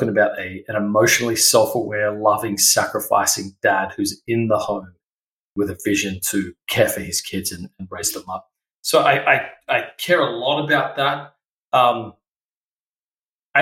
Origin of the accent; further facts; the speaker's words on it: Adelaide, South Australia, Australia; moved away as an adult; I'm originally from Australia, so I grew up in a place called Adelaide, South Australia.